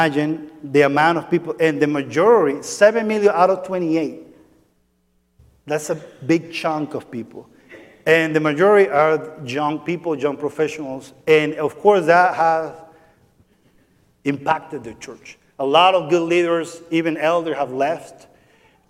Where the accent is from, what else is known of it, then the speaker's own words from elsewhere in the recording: San Cristóbal, Táchira, Venezuela; now in United States; that's my hometown. That's about an hour and a half from the border to Colombia